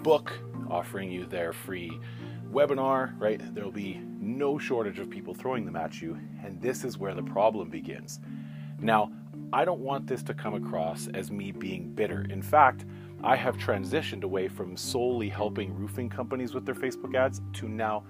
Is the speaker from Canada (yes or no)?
yes; Canada; I'm not even American, I'm Canadian